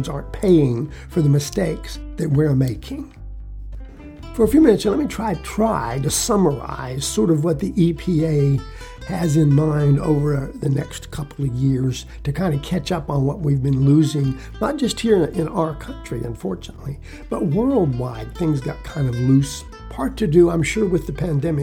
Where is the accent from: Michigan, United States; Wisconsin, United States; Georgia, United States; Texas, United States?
Texas, United States; also born or lived in Fort Davis, Texas; I'm primarily a Texan, folks, although I'm up north right now for a while